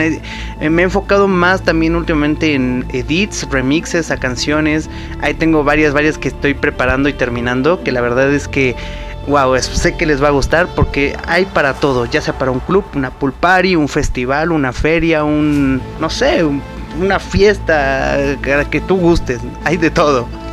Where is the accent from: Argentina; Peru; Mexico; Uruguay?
Mexico; soy el DJ mexicano que tengo el radio show más largo